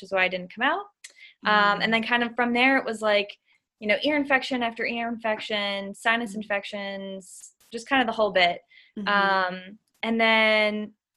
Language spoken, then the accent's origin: English; Massachusetts, United States; I am from a small town in Massachusetts, so New Englander, born and raised